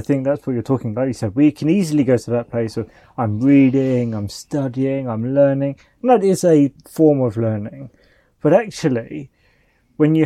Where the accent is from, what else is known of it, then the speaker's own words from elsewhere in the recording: United Kingdom; I'm a British guy